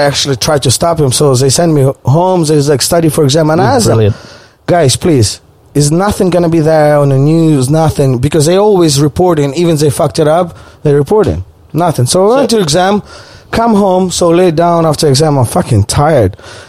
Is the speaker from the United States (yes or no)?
no; Ukraine; English is a second language; moved away; also born or lived in Australia; I'm only one Ukrainian person on campus